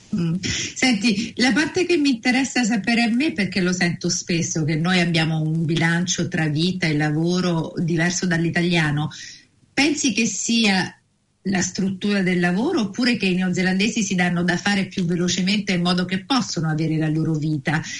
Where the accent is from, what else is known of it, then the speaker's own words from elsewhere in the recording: Naples, Campania, Italy; now in New Zealand; io vengo da Napoli